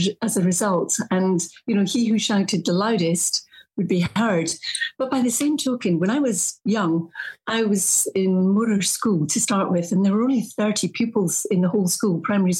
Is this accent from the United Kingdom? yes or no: yes; Morar, Northwest Highlands, Scotland, United Kingdom; moved away; I'm from a wee village called Moder, which is in the Highlands, the Northwest Highlands